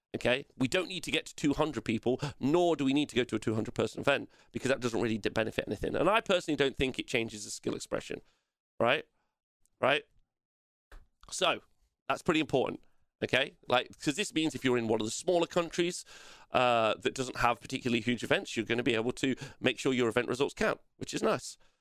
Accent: England, United Kingdom; I hate being English

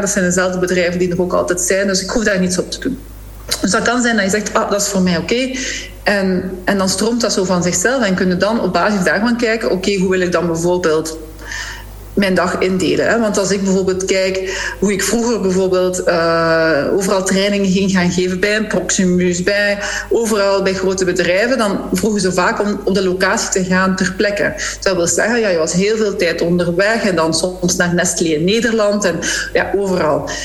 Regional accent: Flanders, Belgium

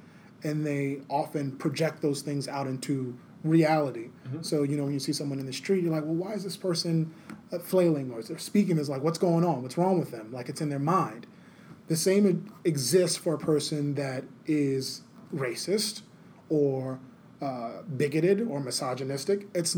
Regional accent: the South, United States; Like, for me, I'm from the South. They have this dialect. It's called Geechee Gullah.

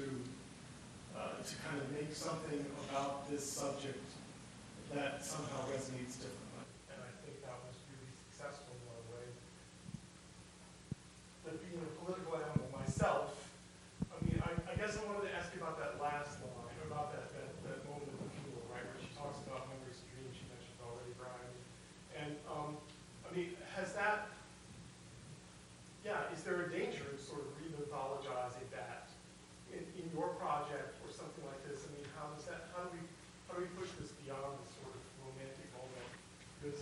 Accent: Mercer County, West Virginia, United States; also born or lived in Knoxville, Tennessee; now in Ohio, United States; I was born in Knoxville, grew up in Mercer County, West Virginia

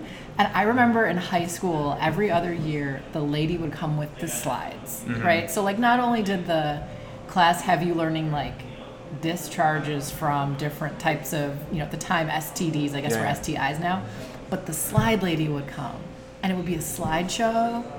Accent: Glendale, Wisconsin, United States; I grew up in Wisconsin, right outside Milwaukee, like the suburb, northern suburbs of Milwaukee.

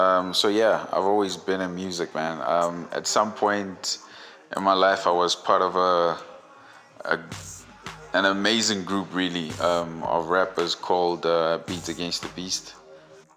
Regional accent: Vaal Triangle, Gauteng, South Africa; DJ, proudly born and raised in the Vowel Triangle. Definitely a proud product of the 016

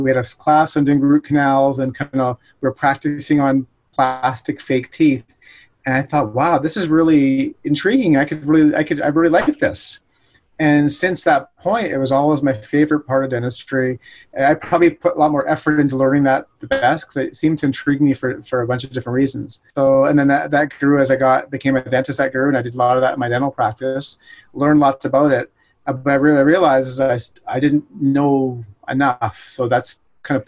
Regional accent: Nanaimo, British Columbia, Canada; moved away as an adult; now in Port Moody, Canada; I grew up in Nanaimo, BC, so in Vancouver Island

